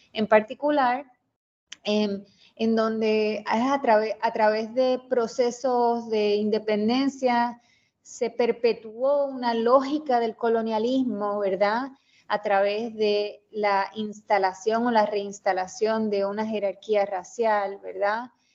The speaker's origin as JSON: {"language": "Spanish", "town": "Mayagüez", "country": "Puerto Rico", "tie": "born or raised there", "said": "soy de Mayagüez, Puerto Rico, eh, me crié allá"}